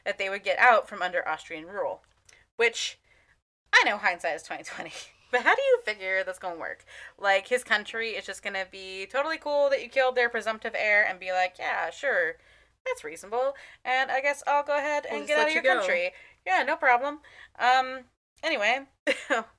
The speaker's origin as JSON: {"language": "English", "country": "United States", "said": "I'm American"}